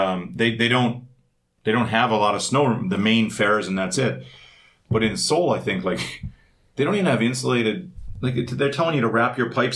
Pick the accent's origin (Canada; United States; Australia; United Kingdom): Canada; Winnipeg, Manitoba; moved away; I'm from Winterpeg